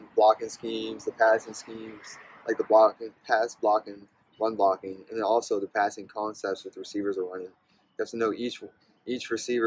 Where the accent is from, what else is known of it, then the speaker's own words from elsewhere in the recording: Ladysmith, Virginia, United States; I grew up in a small town in Caroline County named Ladysmith, and my family has been on the same street for five generations